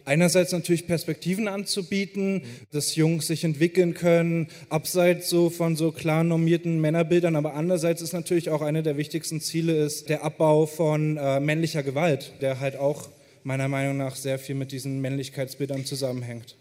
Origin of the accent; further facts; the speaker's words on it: Hamburg, Germany; ich bin hier auf der Reeperbahn groß geworden